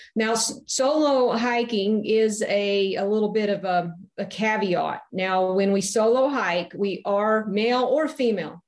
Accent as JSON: {"language": "English", "region": "Tennessee", "country": "United States", "tie": "born or raised there", "said": "I grew up in Tennessee"}